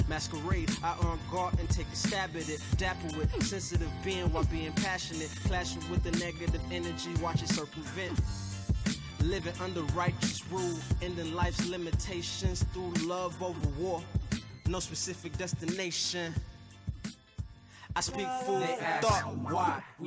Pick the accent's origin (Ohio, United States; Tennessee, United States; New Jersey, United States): Tennessee, United States; Memphis; I'm from Memphis, so like it's not really a lot of outlets